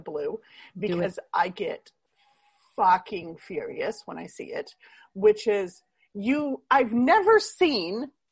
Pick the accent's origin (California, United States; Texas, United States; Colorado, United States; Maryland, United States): California, United States; San Diego; growing up in San Diego, being in San Diego